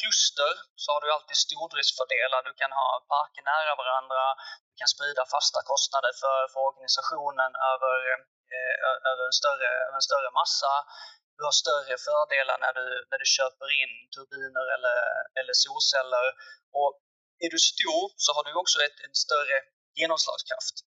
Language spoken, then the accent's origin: Swedish; Malmö, Skåne, Sweden; accent: Scanian; also born or lived in Lund; jag är född och uppvuxen i, i Malmöregionen som kanske hörs på, hörs på dialekten.